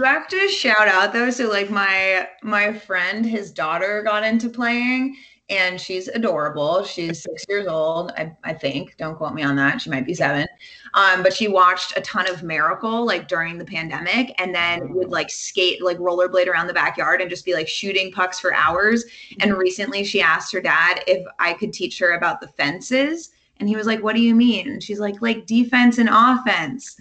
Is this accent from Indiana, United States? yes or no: no; California, United States; now in DMV area, United States; growing up in California